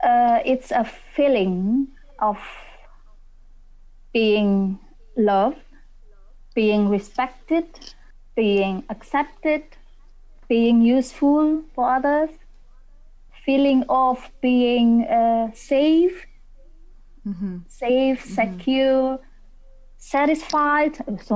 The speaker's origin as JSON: {"language": "English", "country": "Indonesia", "said": "I'm from Indonesia. Maybe you heard about mm-hmm. Indonesia"}